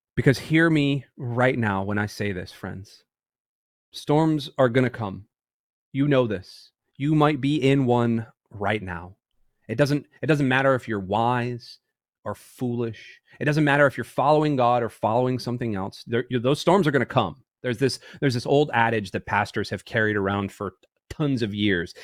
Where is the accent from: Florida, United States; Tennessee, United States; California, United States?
Florida, United States; Tampa; I'm from Tampa